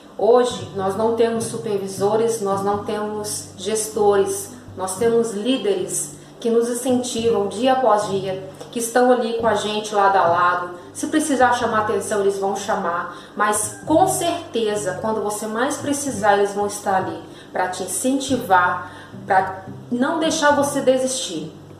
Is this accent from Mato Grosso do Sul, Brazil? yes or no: no; Belo Horizonte, Minas Gerais, Brazil; sou de BH, Minas Gerais